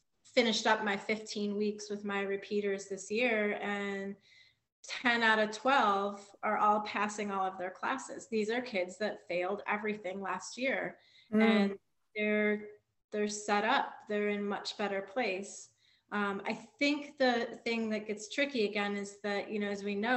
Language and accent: English; Flint, Michigan, United States; I grew up like in Flint, Michigan